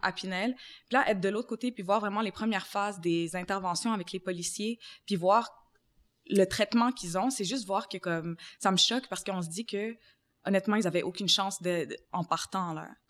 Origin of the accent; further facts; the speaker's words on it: Montreal, Quebec, Canada; j'ai grandi aussi dans le quartier de Montréal-Nord